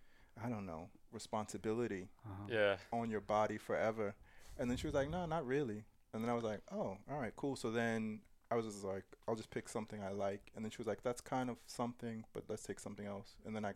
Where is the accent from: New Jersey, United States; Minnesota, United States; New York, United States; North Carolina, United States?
New York, United States; now in Denmark; I'm from New York.